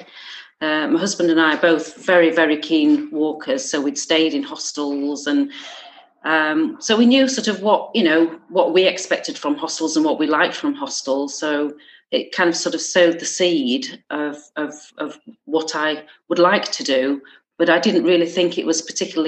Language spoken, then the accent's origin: English; Yorkshire and the Humber, United Kingdom; moved away as an adult; also born or lived in Gloucester; now in Alston, United Kingdom; I'm originally from South Yorkshire